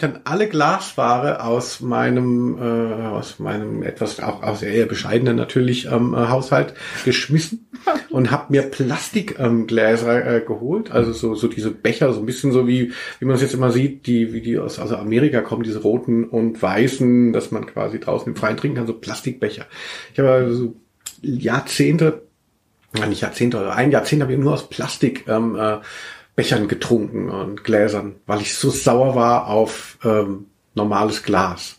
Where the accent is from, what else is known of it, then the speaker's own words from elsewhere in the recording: Hesse, Germany; moved away as an adult; also born or lived in Hanau / Cologne; ich komme ja eigentlich aus Hessen